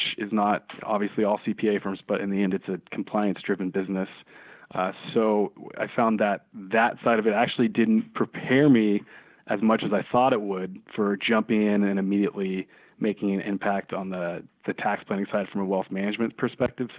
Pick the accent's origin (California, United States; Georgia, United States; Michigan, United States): California, United States; the Bay Area; I grew up in the Bay Area and I went to UC Davis